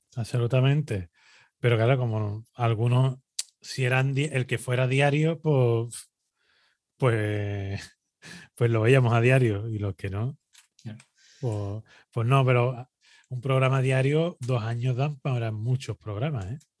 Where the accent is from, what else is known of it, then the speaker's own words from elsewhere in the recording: Spain; nosotros ya sabemos cómo somos los españoles